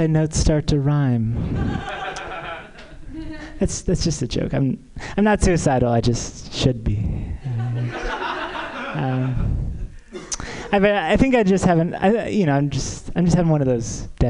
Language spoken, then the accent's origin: English; San Diego, California, United States; moved away as an adult; also born or lived in New York; now in Hollywood, United States; I'm from San Diego